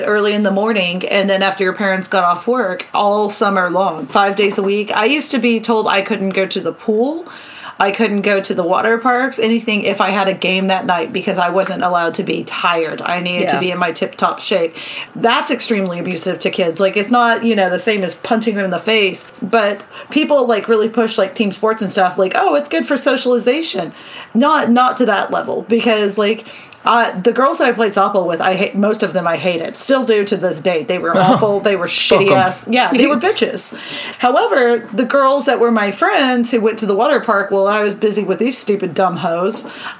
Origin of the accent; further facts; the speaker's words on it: Oklahoma City, Oklahoma, United States; we grew up in Oklahoma City